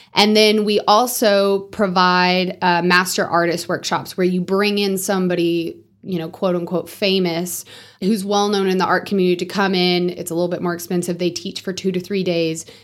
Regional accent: Amarillo, Texas, United States; also born or lived in Bushland, Texas; We grew up about halfway in between Bushland and Amarillo

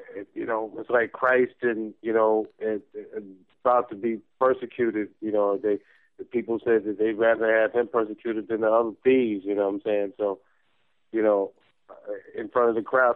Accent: New York, United States; I'm from New York

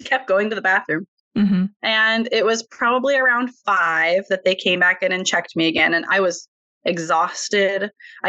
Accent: Washington, United States; moved away as an adult; now in Oregon, United States; my husband and I are actually from Washington, which is literally just over a bridge

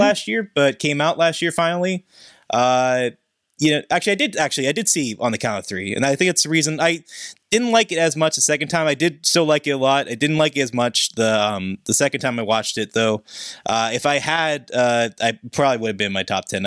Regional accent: Pittsburgh, Pennsylvania, United States; my hometown of Pittsburgh

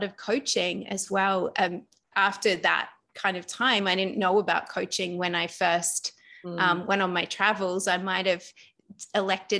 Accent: Australia; also born or lived in London; now in Bali, Indonesia; I'm actually Australian, but I was living in London.

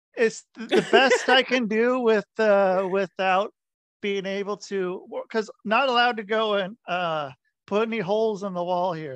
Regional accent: Portland, Oregon, United States; I grew up in Portland

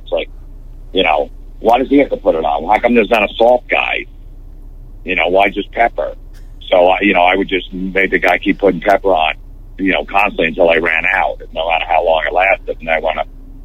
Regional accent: New Jersey, United States; growing up in New Jersey

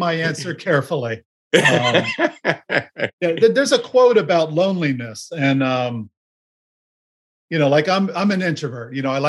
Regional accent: Miami, Florida, United States; moved away; also born or lived in Los Angeles / Bay Area; I grew up in Miami.

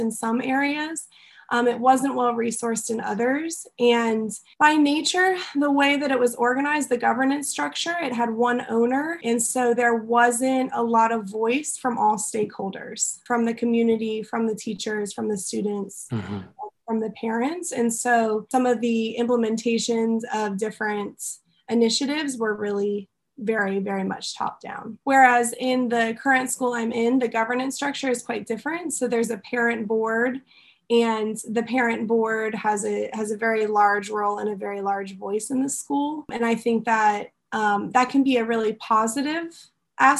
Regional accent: United States; moved away as an adult; also born or lived in Egypt; now in Taiwan; as a white American

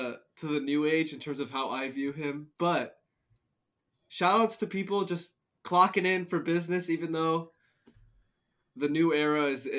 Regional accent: New Jersey, United States; I'm from Jersey

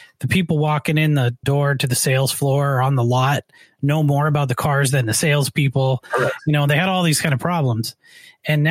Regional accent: Canada; now in United States; I'm actually originally from Canada.

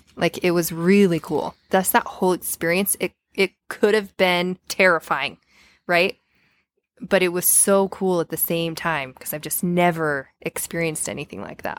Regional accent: Payson, United States; I grew up in Payson

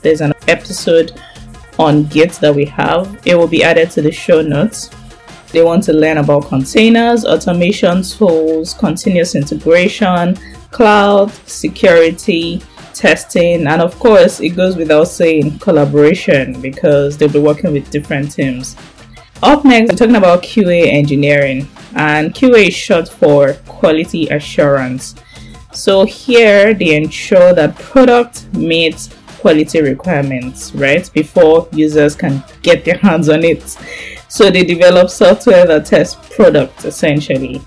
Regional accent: Nigeria; Nigeria, my home country

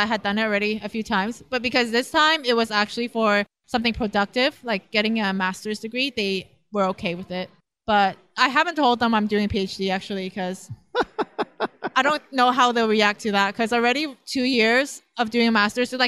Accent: Canada; moved away as an adult; now in Lausanne, Switzerland; I'm a Canadian. I used to be a CPA and I quit my job to move abroad

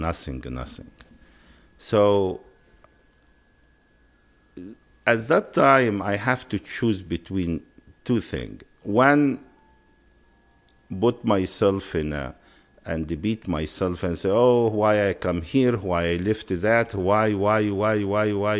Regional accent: Upper Egypt, Egypt; English is a second language; moved away as an adult; also born or lived in San Francisco; now in United States; I'm from Upper Egypt

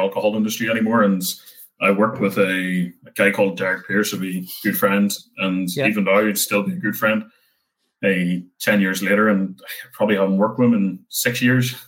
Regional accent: Lurgan, Northern Ireland, United Kingdom; moved away as an adult; also born or lived in Dublin; I come from Lurgan, which is in Armagh, so it's not too far from Belfast.

